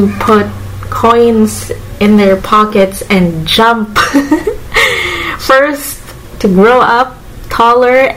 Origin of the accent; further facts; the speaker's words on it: Manila, Metro Manila, Philippines; I grew up in Manila